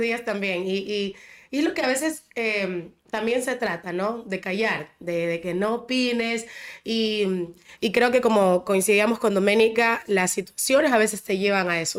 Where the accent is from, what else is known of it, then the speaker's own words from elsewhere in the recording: Ecuador; yo soy bien ecuatoriana